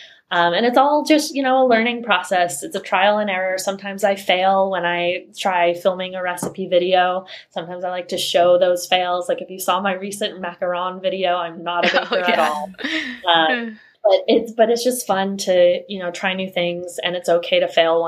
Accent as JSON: {"language": "English", "region": "Rhode Island", "country": "United States", "tie": "born or raised there", "moved": "as an adult", "said": "I grew up in Rhode Island, and it's not a very diverse place"}